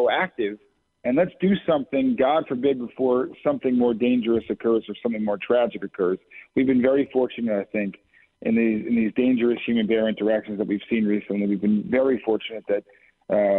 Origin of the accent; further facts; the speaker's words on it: Brookfield, Connecticut, United States; I live in Brookfield, which is the southern end of the 30th District. Lived there nearly my entire life